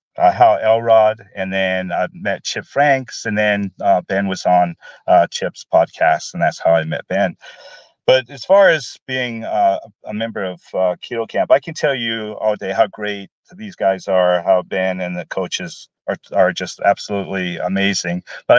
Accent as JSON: {"language": "English", "town": "Glasgow", "region": "Scotland", "country": "United Kingdom", "tie": "born there", "moved": "yes", "lives_now": "Portland, United States", "said": "originally, I was born in Glasgow, Scotland, lived in Portland for probably over 40 years now."}